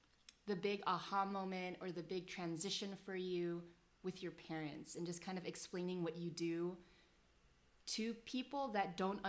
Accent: United States; So Jen's Korean-American, I'm Filipino-American

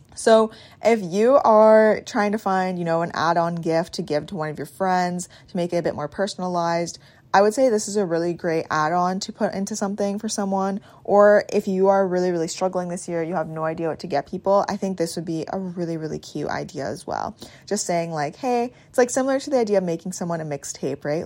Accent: Swan Lake First Nation, Manitoba, Canada; I'm Bear Clan from Swan Lake First Nation, Treaty One Territory

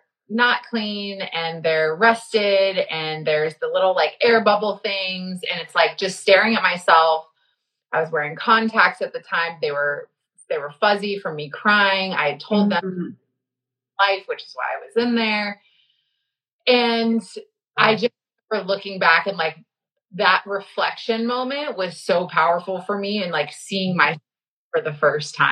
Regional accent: Texas, United States; now in Florida, United States; born and raised in Texas and now in Florida

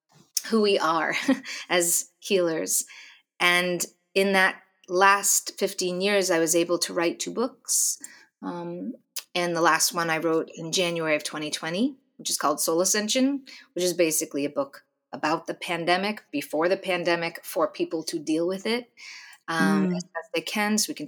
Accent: Boston, Massachusetts, United States; born there; I was born outside of Boston, Massachusetts, to an amazing family

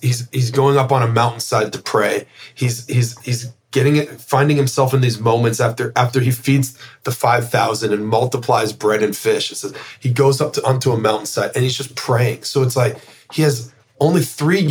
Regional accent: Canada; as a Canadian

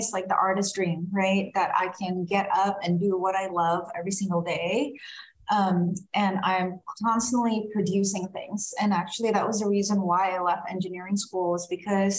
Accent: Indonesia; also born or lived in Singapore; now in Sacramento, United States; I'm originally from Indonesia and spent some time in Singapore and then migrated to California when I went there for college.

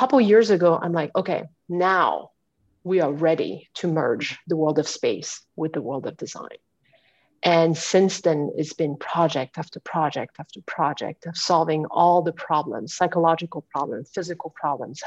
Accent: France; moved away as an adult; also born or lived in Houston, United States; now in United States; I was born and raised in France

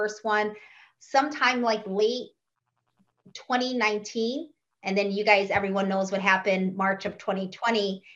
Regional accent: Chicago, Illinois, United States; now in Florida, United States; my hometown of Chicago. That's where I was born and raised. I currently live in Florida

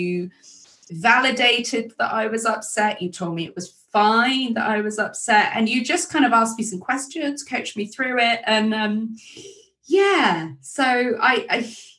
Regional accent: England, United Kingdom; I just feel like such a posh English person

